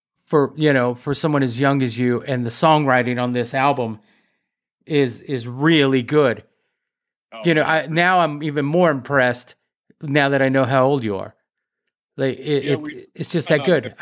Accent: Corsicana, Texas, United States; I grew up in Corsicana

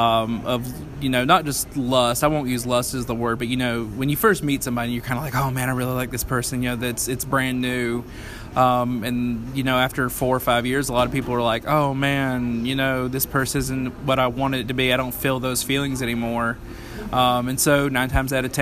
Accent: Upstate South Carolina, United States; I born and raised in South Carolina. Lived in the upstate all of my life

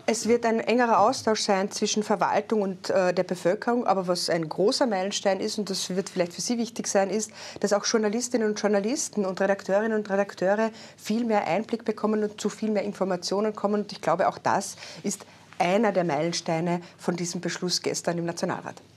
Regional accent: Carinthia, Austria; Ich komme aus Kärnten, aus einer kleineren Gemeinde

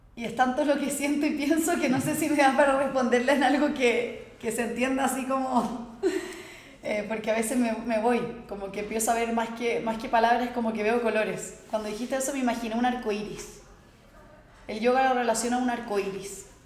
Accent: Santiago, Santiago Metropolitan Region, Chile; nací en Chile, en Santiago

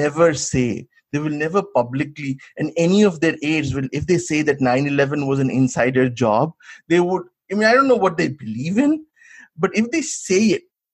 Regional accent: West Bengal, India; I come from Bengal

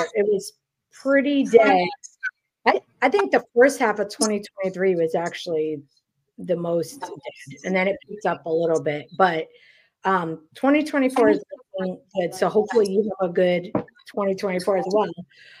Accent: New York City, New York, United States; moved away as an adult; now in the South, United States; Yeah, so I grew up in Queens.

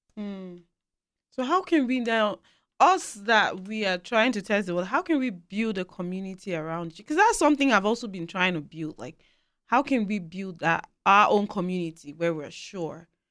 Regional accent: Nigeria; moved away as an adult; now in Canada; where we're coming from, I speak as a Nigerian

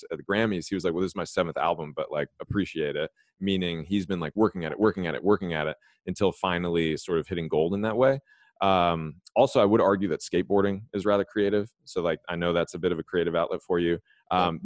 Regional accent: Los Angeles, California, United States; I grew up in Los Angeles.

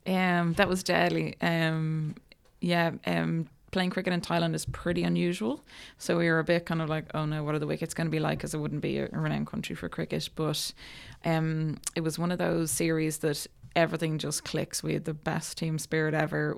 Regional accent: Ireland; I grew up in Bornabrina, so it was my, my local club.

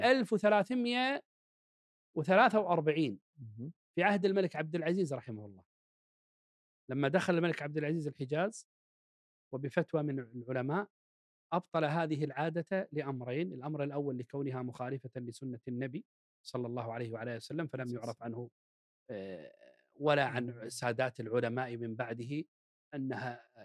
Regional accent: Kuwait; اللي عندنا بالكويت

